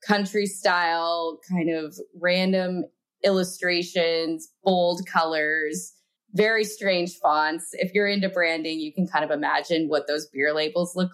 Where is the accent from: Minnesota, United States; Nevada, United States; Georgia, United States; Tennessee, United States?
Nevada, United States; Reno; I am from Reno, Nevada